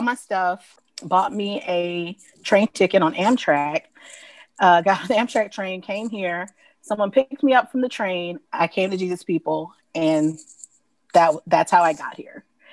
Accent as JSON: {"language": "English", "town": "Atlanta", "region": "Georgia", "country": "United States", "moved": "yes", "said": "am originally from Atlanta, from Georgia"}